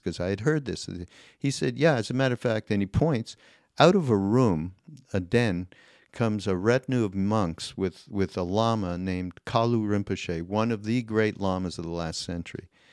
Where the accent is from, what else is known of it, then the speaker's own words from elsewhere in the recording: Canada; I'm Canadian